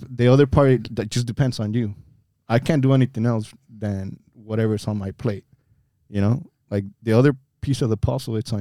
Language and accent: English; Pachuca, Hidalgo, Mexico; now in United States; I was born and raised in Mexico